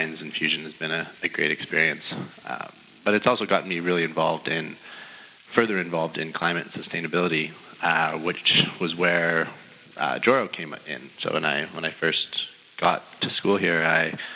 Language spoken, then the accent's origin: English; Canada; moved away as an adult; now in United States; I am not from this great country. I'm a Canadian